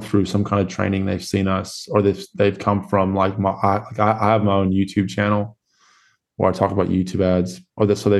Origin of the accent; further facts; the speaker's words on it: Florida, United States; now in Perth, Australia; I was born in Florida